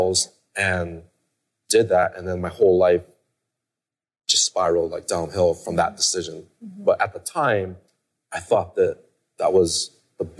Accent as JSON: {"language": "English", "region": "Hawaii", "country": "United States", "tie": "born or raised there", "said": "I grew up in Hawaii"}